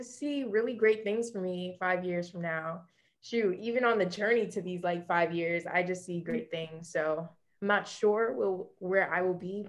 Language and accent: English; New York, United States; moved away as an adult; since I grew up in New York, you know, all those years, spent all that time in New York, went to college in New York